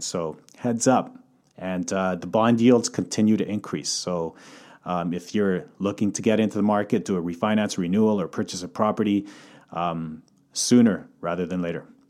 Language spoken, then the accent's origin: English; Calgary, Alberta, Canada; moved away as an adult; also born or lived in Croatia (heritage); now in Vancouver, Canada; coming from Calgary, born and raised in Calgary